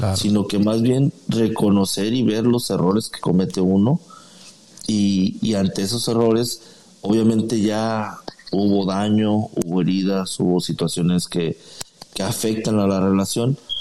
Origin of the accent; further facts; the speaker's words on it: Guadalajara, Jalisco, Mexico; now in San Antonio, United States; yo soy de originario de Guadalajara, Jalisco.